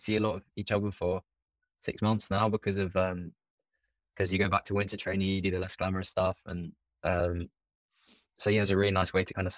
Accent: London, United Kingdom; in London, it's my hometown

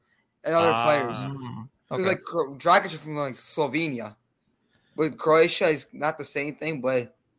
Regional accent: Ohio, United States; I'm from Ohio.

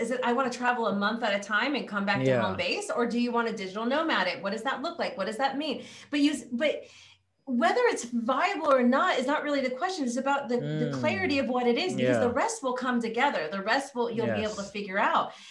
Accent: California, United States; I'm from California

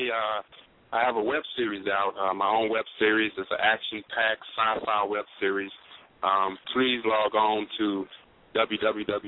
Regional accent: New Orleans, Louisiana, United States; moved away as an adult; now in Los Angeles, United States; I'm born and raised in New Orleans, Louisiana. Been out in L.A. for about 5 years now.

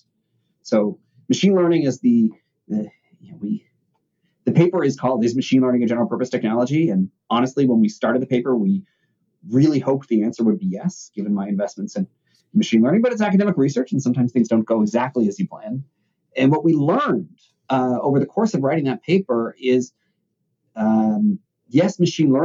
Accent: Toronto, Ontario, Canada; also born or lived in Chicago; I grew up in Toronto, Canada, and then in grad school, I was in Chicago

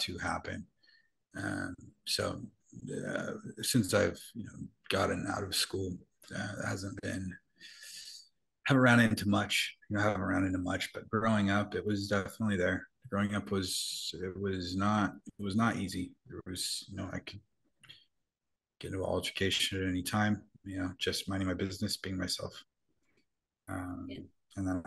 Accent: Utah, United States; I grew up in Utah

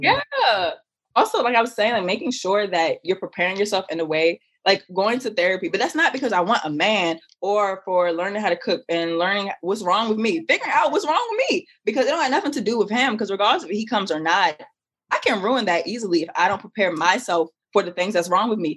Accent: Maryland, United States; I'm from Maryland

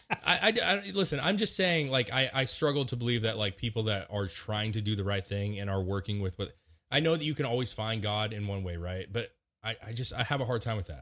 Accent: Washington, United States; moved away; I grew up in Washington

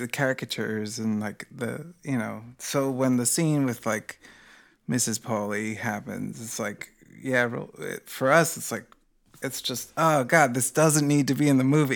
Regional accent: United States; as an American

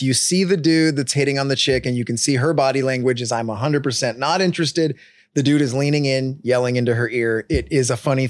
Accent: Huntington Beach, California, United States; also born or lived in Los Angeles, United States / Reno, Nevada, United States / Woodland Hills, United States; Duddy and I were fortunate that our parents ended up moving here when I turned 8 here. Duddy turned 6. We started here. We were born in LA.

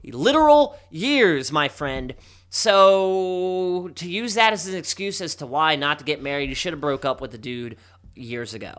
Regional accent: Baltimore, Maryland, United States; my hometown

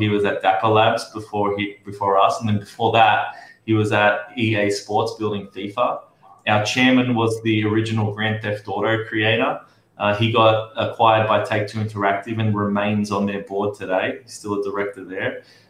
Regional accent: Sydney, New South Wales, Australia; moved away as an adult; also born or lived in New York, United States; now in Miami, United States; I'm from Sydney

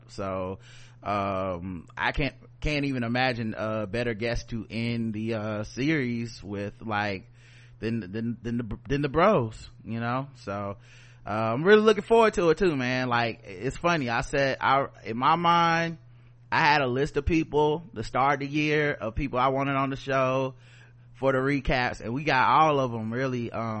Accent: Brooklyn, New York, United States; Also, I love shrooms and I am a Latina from Brooklyn.

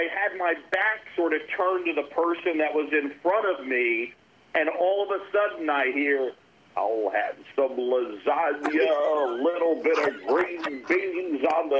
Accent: New York, United States; also born or lived in Philadelphia, Pennsylvania; I was born in Philadelphia. I moved to New York when I was 7.

